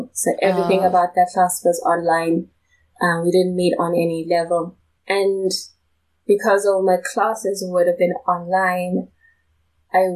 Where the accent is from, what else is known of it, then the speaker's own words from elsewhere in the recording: South Africa; moved away as an adult; now in United States; I'm from South Africa